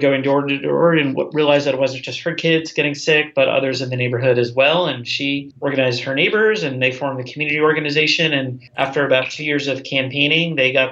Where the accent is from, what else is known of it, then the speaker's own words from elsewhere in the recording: Long Island, New York, United States; I grew up in Long Island, here outside of New York City